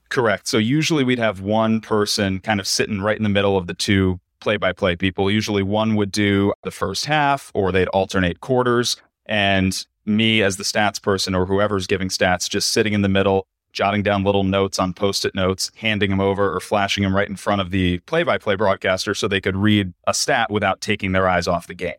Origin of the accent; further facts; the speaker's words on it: New Jersey, United States; moved away as an adult; also born or lived in Fayetteville, Arkansas / Syracuse; now in Cleveland, United States; growing up in New Jersey, I was lucky to be fairly well traveled with my family.